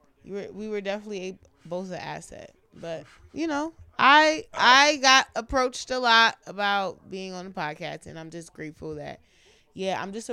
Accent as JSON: {"language": "English", "town": "Buffalo", "region": "New York", "country": "United States", "moved": "as an adult", "lives_now": "Brooklyn, New York City, United States", "said": "I am a Brooklyn gal. I don't care what nobody say. I'm from Buffalo, but I'm from Brooklyn too."}